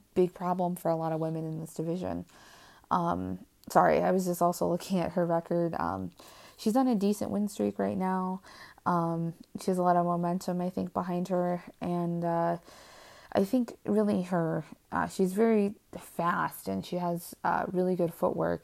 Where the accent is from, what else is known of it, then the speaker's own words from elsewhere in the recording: Cleveland, Ohio, United States; She's from Cleveland, and so am